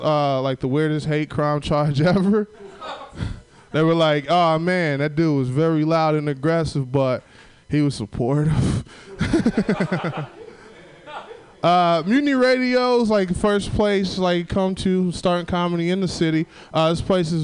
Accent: Southern Illinois, United States; now in San Francisco, United States; I'm from Southern Illinois

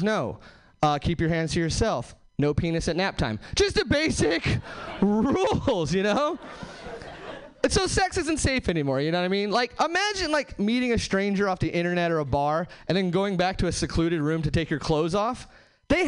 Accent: Hesperia, California, United States; now in Seattle, United States; I'm actually from Southern California originally. Nowhere famous, just like the Mojave Desert, Hesperia, California

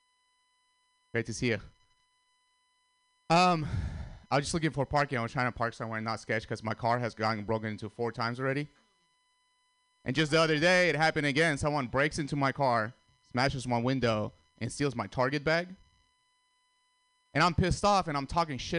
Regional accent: Russia; also born or lived in Armenia; now in United States; I was born in Armenia, grew up in Russia

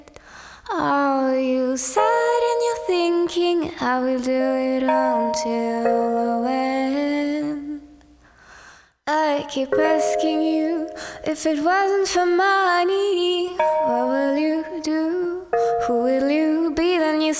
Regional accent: Réunion; English is a second language; moved away as an adult; now in San Francisco, United States; We come from Reunion Island. It's a small island next to Madagascar in the Indian Ocean

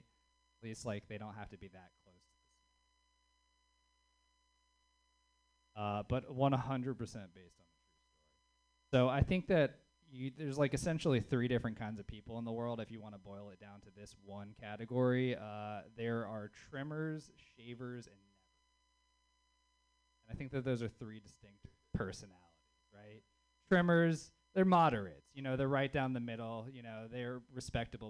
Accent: the South, United States; now in Bay Area, United States; being a Southerner in the Bay Area

